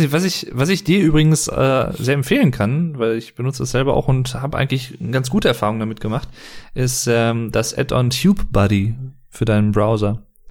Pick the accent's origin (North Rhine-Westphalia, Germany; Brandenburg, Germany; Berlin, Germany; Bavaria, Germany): North Rhine-Westphalia, Germany; Sauerland; ich bin jetzt aus dem Sauerland, ist jetzt nicht ganz Ruhrpott, aber so Rand vom Ruhrgebiet